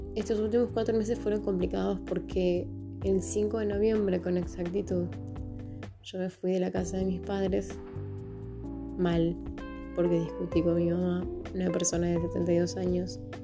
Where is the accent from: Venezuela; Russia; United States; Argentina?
Argentina; Tucumán; tengo 30 años, soy de Tucumán